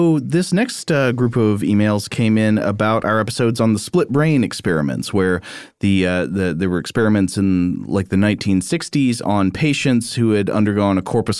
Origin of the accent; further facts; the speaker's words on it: Canada; Yes, I'm Canadian.